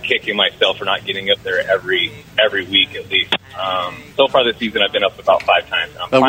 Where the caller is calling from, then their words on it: Sandy, Utah, United States; I am calling from Sandy.